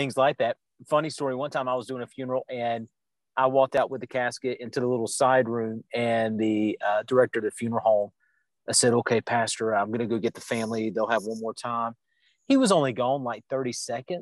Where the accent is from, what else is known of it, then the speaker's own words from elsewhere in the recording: Georgia, United States; I grew up with Food Lion. I grew up in Georgia, so I know Food Lion well